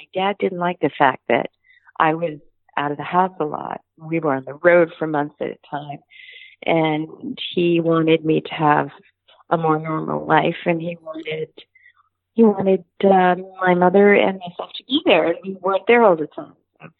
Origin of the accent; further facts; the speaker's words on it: New York City, New York, United States; also born or lived in Hoboken, New Jersey / Brooklyn / Manhattan; we moved to Forest Hills Gardens, my house in Forest, my old house that I grew up in is on sale now in Forest Hills Gardens.